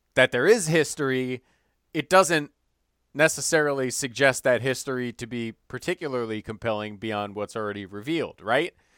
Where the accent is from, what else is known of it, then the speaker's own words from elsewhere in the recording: Evanston, Illinois, United States; moved away; my hometown, Evanston, Illinois